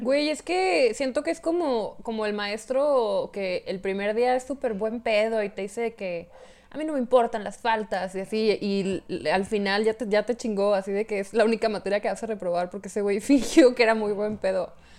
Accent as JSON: {"language": "Spanish", "town": "Hidalgo del Parral", "region": "Chihuahua", "country": "Mexico", "said": "soy de Parral. Yo estoy en Parral"}